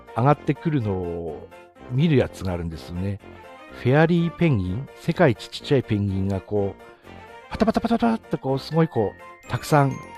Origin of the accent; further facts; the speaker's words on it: Tsugaru, Aomori, Japan; accent: Tsugaru dialect; 津軽弁丸出しの、あの、地元の